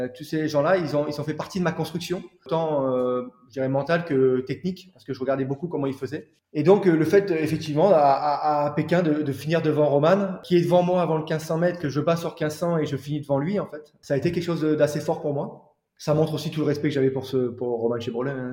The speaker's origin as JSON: {"language": "French", "town": "Calais", "region": "Hauts-de-France", "country": "France", "said": "je suis originaire de Calais"}